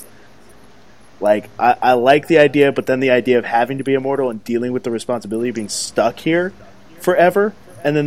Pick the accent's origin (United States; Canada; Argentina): United States; I'm American